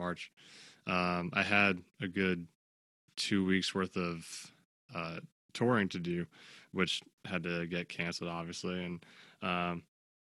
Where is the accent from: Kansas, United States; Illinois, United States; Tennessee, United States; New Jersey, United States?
New Jersey, United States; Clifton; I'm from Clifton, New Jersey